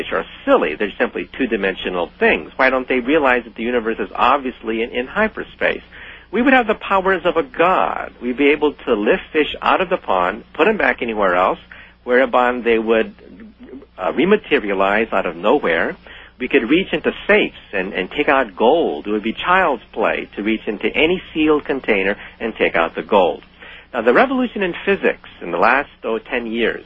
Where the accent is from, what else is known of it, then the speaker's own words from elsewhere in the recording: San Francisco, California, United States; When I was a child growing up in San Francisco, I used to go to the Japanese tea garden